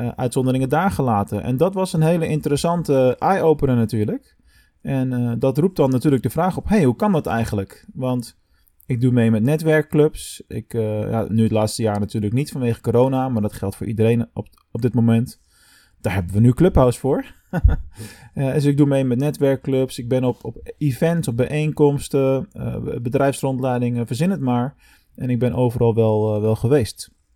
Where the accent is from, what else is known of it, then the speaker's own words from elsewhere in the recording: Rotterdam, South Holland, Netherlands; moved away as an adult; now in Venlo, Netherlands; ik als Rotterdammer